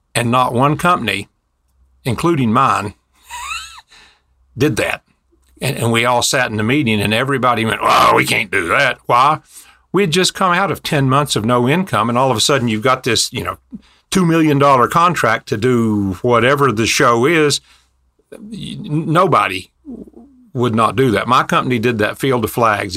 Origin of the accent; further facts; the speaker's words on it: Kingsport, Tennessee, United States; I grew up in extreme East Tennessee in a little bitty town called Kingsport